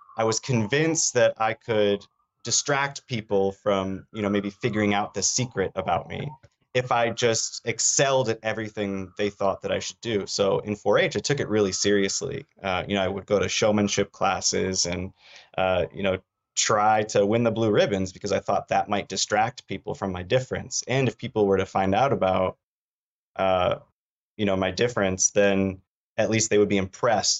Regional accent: Traverse City, Michigan, United States; also born or lived in Washington, D.C.; I grew up in Traverse City, Michigan

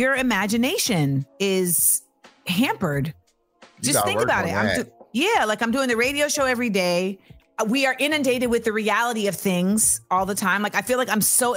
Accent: New York, United States; I am a New Yorker.

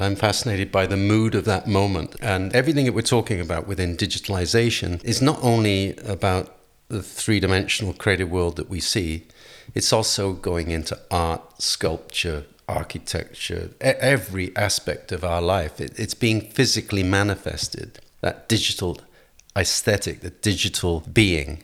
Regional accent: Wales, United Kingdom; moved away; also born or lived in London; to come from Wales

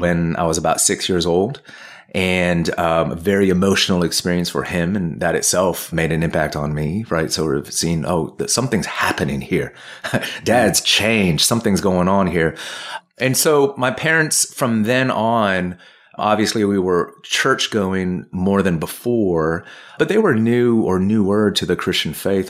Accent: California, United States; also born or lived in Ohio / Providence, Rhode Island; now in Washington, D.C., United States; moved to California when I was two, and that's where I grew up

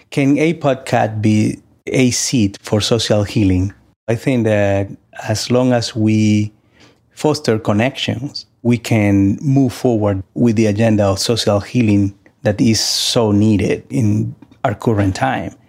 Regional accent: Santo Domingo, Distrito Nacional, Dominican Republic; now in United States; Growing up in Santo Domingo, I had the opportunity to explore my own spirituality through the Catholic Church

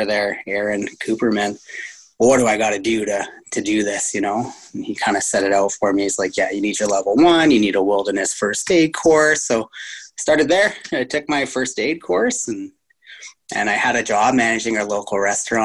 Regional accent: Timmins, Ontario, Canada; moved away as an adult; also born or lived in Canmore, Alberta; now in Revelstoke, Canada; I've been skiing since I was 4 years old in a little town called Timmins, Ontario

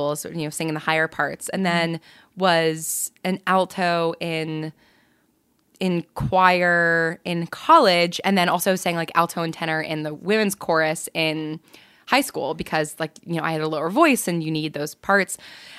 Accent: New York, United States; I grew up in New York in a town just outside of the city

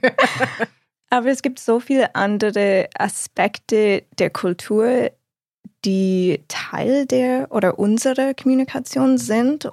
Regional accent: United States; German is a second language; moved away as an adult; also born or lived in Mainz; in den USA oder zumindest dort, wo ich aufgewachsen bin

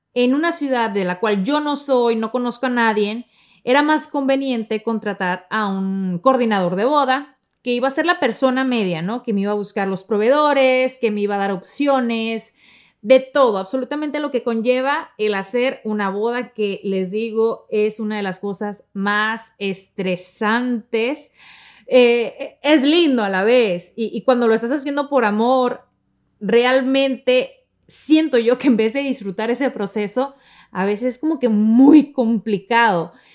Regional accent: Sonora, Mexico; moved away; yo soy de Sonora, de la parte norte de México

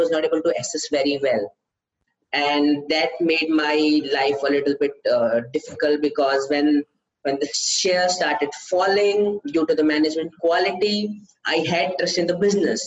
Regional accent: India; from India

